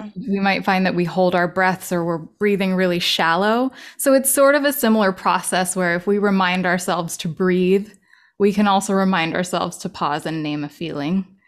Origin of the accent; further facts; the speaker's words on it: Los Angeles, California, United States; moved away as an adult; also born or lived in New York City; recently moved back to L A, my hometown